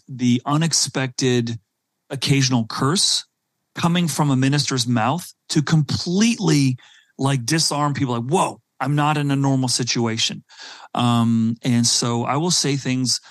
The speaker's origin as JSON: {"language": "English", "country": "South Africa", "tie": "born or raised there", "also_born_or_lived": "Silicon Valley", "moved": "yes", "said": "growing up in South Africa at a very early age"}